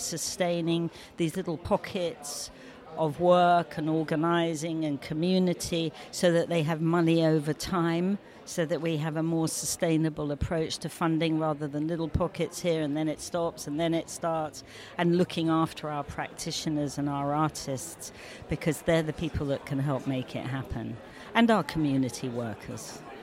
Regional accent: London, United Kingdom; I'm a Londoner. I grew up in London.

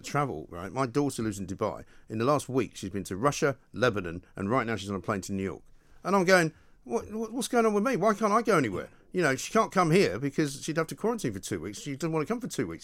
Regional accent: London, United Kingdom; Being born in London, having Scottish parents

